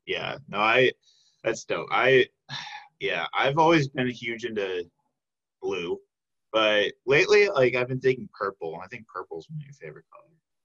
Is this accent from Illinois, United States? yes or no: yes; Chicago, Illinois, United States; Like, I'm from the Chicago area, so, like, I grew up going to the Art Institute.